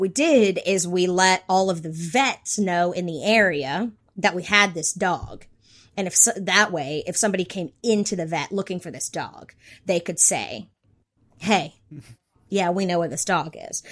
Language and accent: English; North Carolina, United States; I grew up in North Carolina